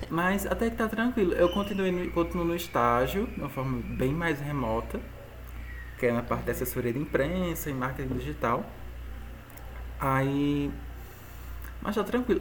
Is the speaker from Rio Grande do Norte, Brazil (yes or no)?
no; Tarrafas, Ceará, Brazil; also born or lived in Juazeiro do Norte; eu vim para Tarrafas, que é minha terrinha